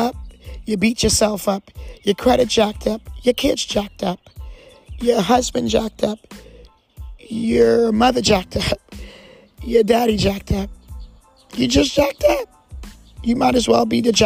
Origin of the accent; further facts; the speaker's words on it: New Jersey, United States; now in Jacksonville, United States; I talk to you from a person that's an immigrant. I talk to you from a person that was raised, that was brought up in New Jersey on the East Coast